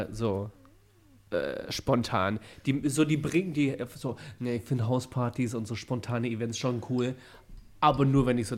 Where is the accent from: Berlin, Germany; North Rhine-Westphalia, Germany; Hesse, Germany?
Berlin, Germany; also born or lived in Bavaria; also Berlin hat mich zu dem Mann gemacht, der ich bin. Wenn ich jetzt nach Bremen ziehe und sage, ja, ich komme, weil ich sage natürlich, dass ich aus Berlin komme. Also ich bin